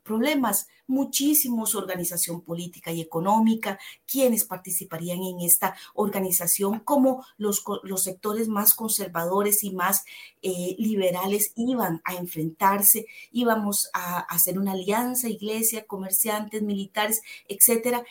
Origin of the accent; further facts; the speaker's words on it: Costa Rica; como costarricenses nos abraza un mismo himno, nos abraza una misma bandera, nos sentimos igualiticos